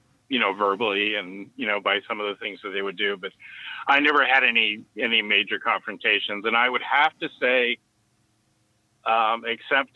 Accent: San Francisco, California, United States; I grew up here in San Francisco

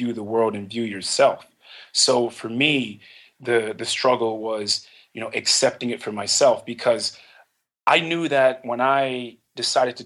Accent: Philadelphia, Pennsylvania, United States; I grew up in Philadelphia

